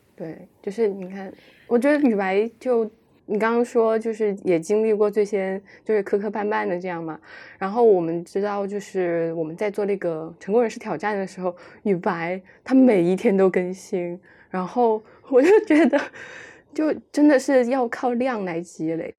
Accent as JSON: {"language": "Chinese", "region": "Chongqing", "country": "China", "tie": "born or raised there", "moved": "as an adult", "lives_now": "Beijing, China", "said": "我的心一直属于重庆"}